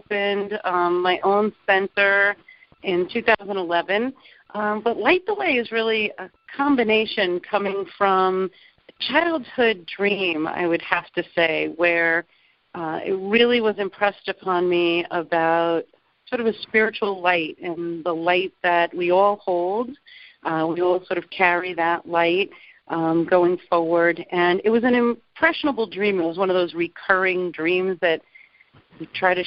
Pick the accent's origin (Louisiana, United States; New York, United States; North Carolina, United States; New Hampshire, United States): New York, United States; Long Island; now in Naples, United States; I'm originally from Long Island, New York